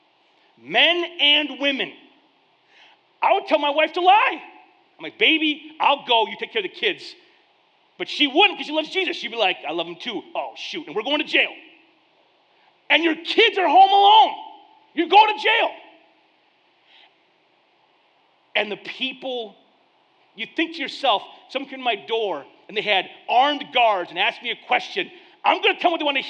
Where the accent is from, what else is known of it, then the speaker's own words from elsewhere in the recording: United States; I am an American